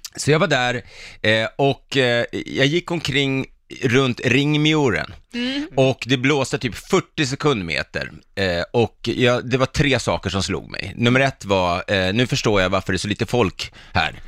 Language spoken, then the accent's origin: Swedish; Stockholm, Stockholm County, Sweden; also born or lived in Hudiksvall; som stockholmare